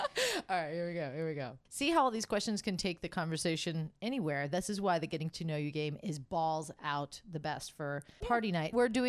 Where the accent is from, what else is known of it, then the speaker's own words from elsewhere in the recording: Florida, United States; moved away as an adult; now in Las Vegas, United States; Before I moved to Vegas, my friend was living out here and I said, I can't move to Vegas because I was from Florida.